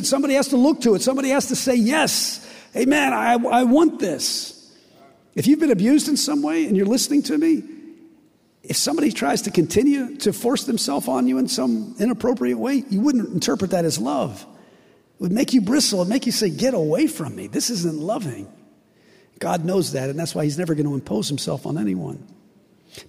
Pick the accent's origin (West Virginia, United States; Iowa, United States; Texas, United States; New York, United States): West Virginia, United States; I'm from West Virginia